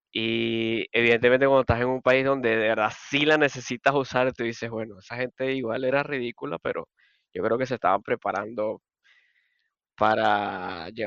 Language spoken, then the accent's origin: Spanish; Barquisimeto, Lara, Venezuela; also born or lived in Maracaibo; yo nací en Maracaibo, pero la mayoría de mi vida viví en, Marquisimeto Barquisimeto y más específicamente en Caudares.